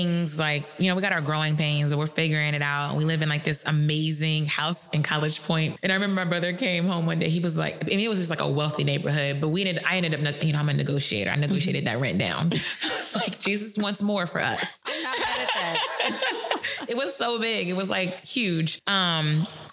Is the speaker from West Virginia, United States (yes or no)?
no; across the bridge from Cincinnati, Northern Kentucky, United States; moved away; I'm originally from Kentucky, but where I'm from in Kentucky is across the bridge from Cincinnati